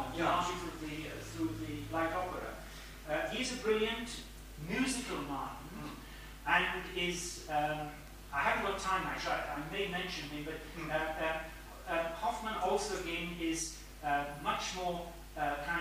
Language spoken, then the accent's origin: English; Cambridge, East of England, United Kingdom; I come from Cambridge, where they're all, well, not all scientists, a lot of scientists and engineers and technicians